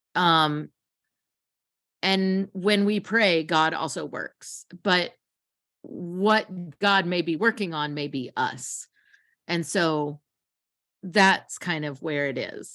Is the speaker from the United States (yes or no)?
yes; United States; also born or lived in Kentucky / Tennessee; I grew up in Kentucky and Tennessee